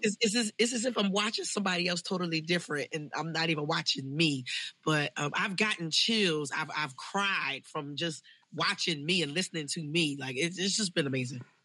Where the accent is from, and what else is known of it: Philadelphia, Pennsylvania, United States; born or raised there